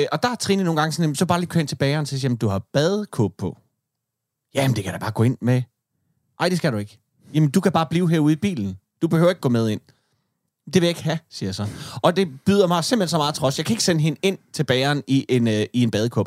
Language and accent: Danish; Denmark; jeg som dansker